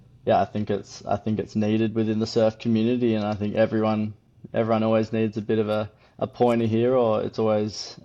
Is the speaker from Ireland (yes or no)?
no; Perth, Western Australia, Australia; now in Margaret River, Australia; I grew up in Perth, which is 3 hours north of where I am now.